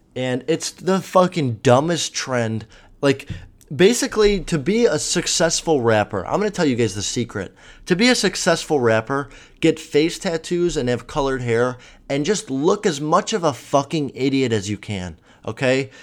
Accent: Chicago, Illinois, United States; I'm from Chicago

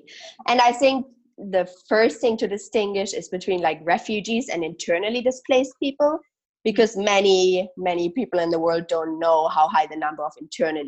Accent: Germany; moved away as an adult; also born or lived in Syria; now in Houston, United States; And my background personally, I'm from Germany

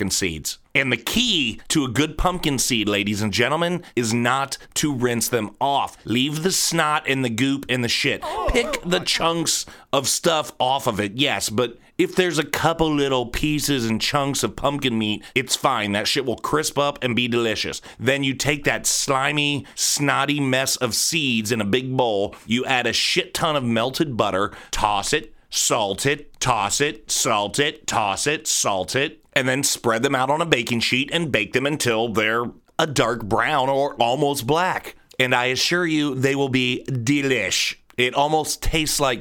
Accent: Columbus, Ohio, United States; I am from Columbus, Ohio

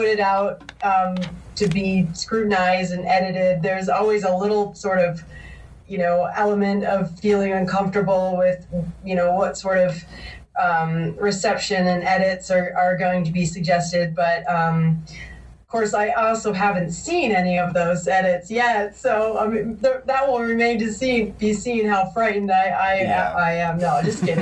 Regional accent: Massachusetts, United States; moved away; I'm actually originally from Massachusetts

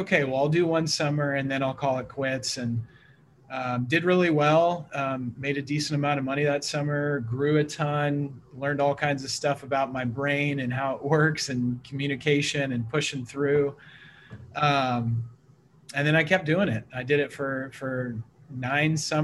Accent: Missouri, United States; also born or lived in Portland, Oregon; now in Vancouver, Washington, United States; So originally from the Midwest, I grew up in Missouri.

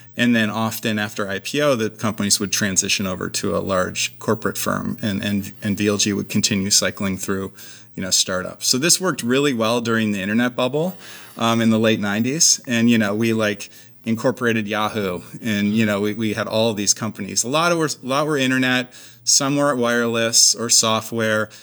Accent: Clarence, New York, United States; moved away as an adult; also born or lived in Berkeley, California; now in Seattle, United States; I'm from upstate New York originally, outside of Buffalo. So, uh, spent my whole childhood there, basically

